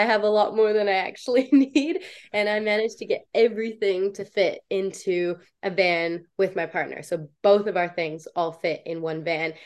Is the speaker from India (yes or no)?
no; Canada; moved away as an adult; also born or lived in New Zealand; I played for the under 21 Canadian team